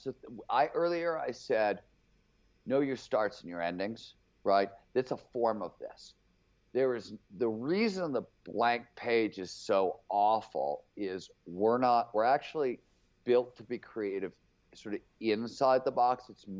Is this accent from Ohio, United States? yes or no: yes; Cleveland, Ohio, United States; It was like bands would show up to play where I grew up in Cleveland.